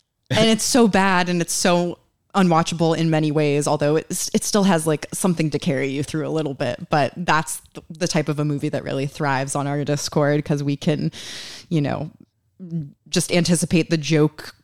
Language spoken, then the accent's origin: English; United States; also born or lived in New York; now in Detroit, United States; being an American